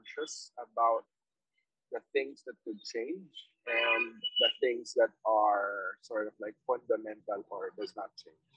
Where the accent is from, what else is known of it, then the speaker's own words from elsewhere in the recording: Philippines; now in Vietnam; as a Filipino overseas